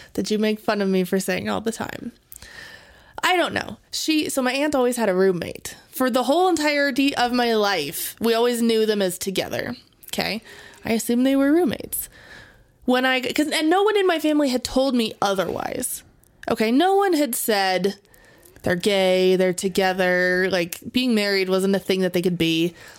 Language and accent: English; Las Vegas, Nevada, United States; I grew up in Vegas